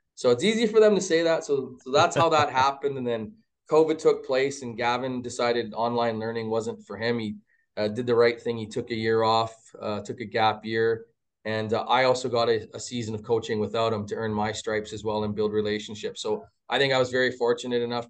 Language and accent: English; Mississauga, Ontario, Canada; now in Edmonton, Canada; I'm from Ontario originally, like, born and buried, grew up in Mississauga area